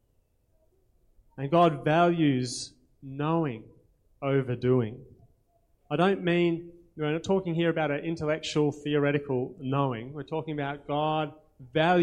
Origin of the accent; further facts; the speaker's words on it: Australia; accent: Aussie; My Aussie accent